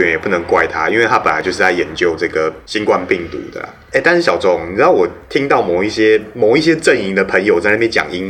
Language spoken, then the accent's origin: Chinese; Taiwan; 哼，俺台湾人就惊死，嗯，无法动。